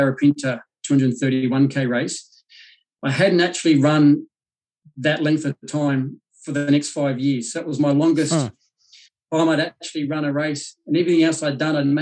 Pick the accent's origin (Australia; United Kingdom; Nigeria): Australia; Blue Mountains, New South Wales; I grew up in the Blue Mountains